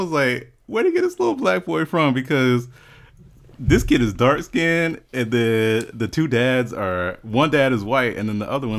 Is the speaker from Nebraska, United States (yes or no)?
yes; Omaha, Nebraska, United States; I was born in Omaha.